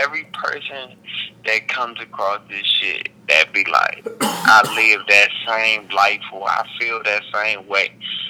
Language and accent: English; Wichita, Kansas, United States; born there; like I was born in Wichita and don't know nobody in Wichita.